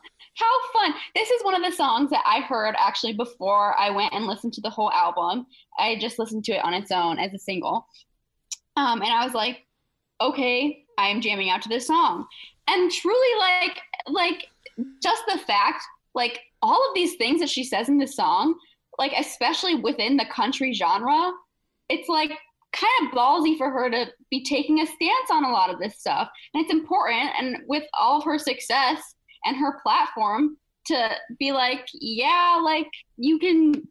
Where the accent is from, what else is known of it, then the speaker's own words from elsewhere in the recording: Michigan, United States; I'm from Michigan